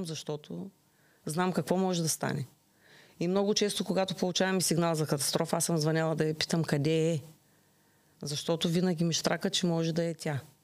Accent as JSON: {"language": "Bulgarian", "country": "Bulgaria", "tie": "born or raised there", "moved": "yes", "lives_now": "Ruse, Bulgaria", "said": "Родена съм в град Тракан, на 60 км от Русе"}